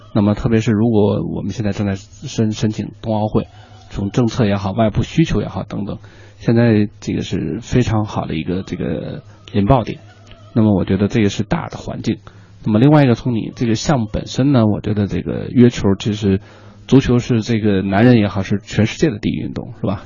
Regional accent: Sichuan, China; 其实我也是四川人

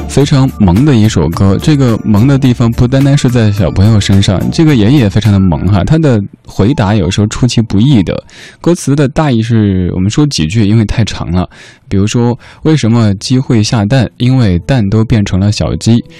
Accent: Chengdu, Sichuan, China; 因为我成都人，成都话当中的刮就是傻的意思

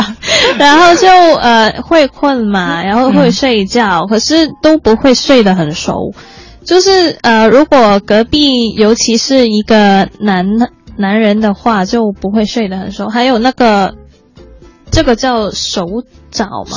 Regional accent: Hong Kong; 他们都很开心，都说啊，香港的小姑娘啊

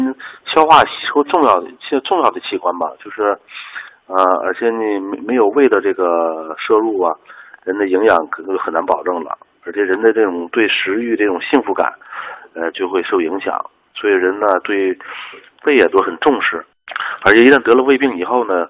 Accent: China; 就是我们中国人在这个。

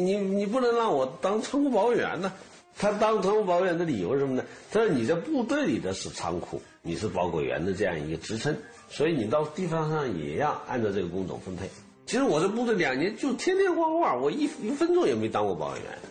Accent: Jiangxi, China; moved away; 钟喊是我们江西人，萍乡的

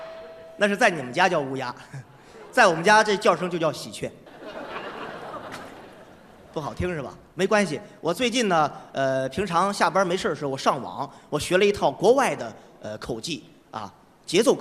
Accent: Shandong, China; 我是来自山东的一名矿工

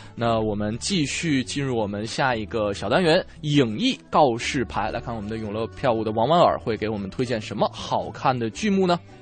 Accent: Northeast China, China; moved away; 像我老家东北的冬天

